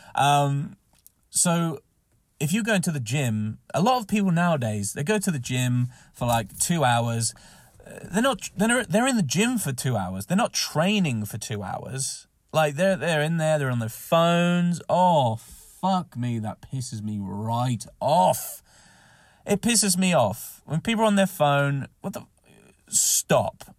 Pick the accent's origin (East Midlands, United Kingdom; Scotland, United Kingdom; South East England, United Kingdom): South East England, United Kingdom; Southampton; moved away; when I was in Southampton, another, you know, my hometown